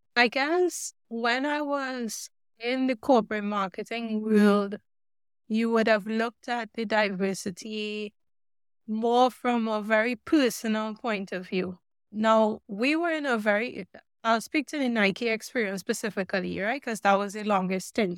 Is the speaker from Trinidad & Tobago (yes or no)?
yes; Trinidad & Tobago; moved away; also born or lived in Oregon, United States; I grew up in Trinidad and the Caribbean